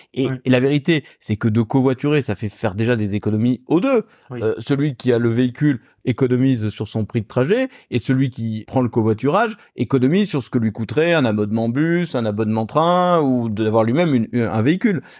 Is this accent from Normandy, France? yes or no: no; Bordeaux, Nouvelle-Aquitaine, France; moved away as an adult; now in Rouen, France; je suis bordelais, je suis venu ici pour travailler